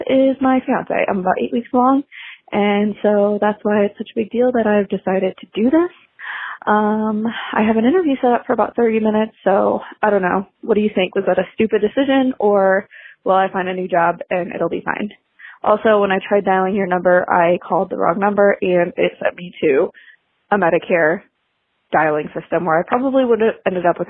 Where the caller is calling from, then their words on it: Colorado, United States; I'm calling in from Colorado.